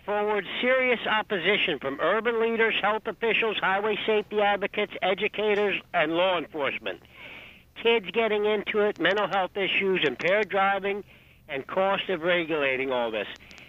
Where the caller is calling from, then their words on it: New Jersey, United States; Hey, good afternoon, folks. … from New Jersey. How are you?